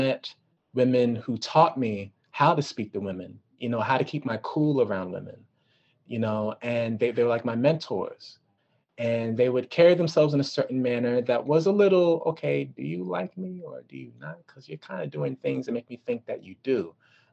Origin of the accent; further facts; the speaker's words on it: Washington, District of Columbia, United States; also born or lived in New York / California; I'm from DC. I was raised in DC.